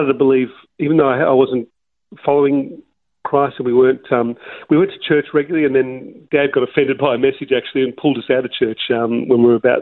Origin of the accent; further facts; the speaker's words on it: Melbourne, Victoria, Australia; I was born in Melbourne, Richmond, Victoria, is where I grew up in the eastern suburbs in Mount Waverley